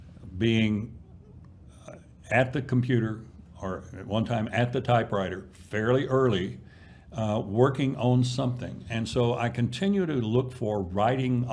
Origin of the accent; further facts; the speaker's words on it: East Texas, United States; a farm kid growing up in East Texas